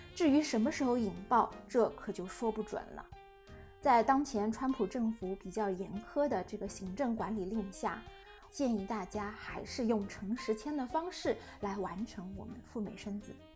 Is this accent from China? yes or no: yes; China; 我们中国人